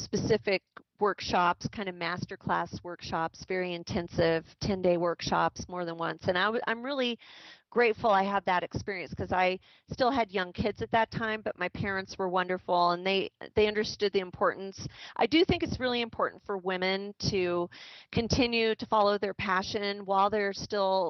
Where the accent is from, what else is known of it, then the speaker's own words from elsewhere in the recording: Southwest, United States; now in Idaho, United States; I grew up in the Southwest the first part of my life